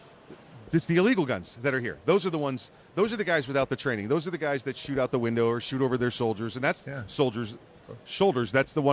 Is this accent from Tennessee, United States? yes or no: no; New York, United States; moved away; I'm from New York. That's home for me. I still go up there. They're my sports teams and everything else.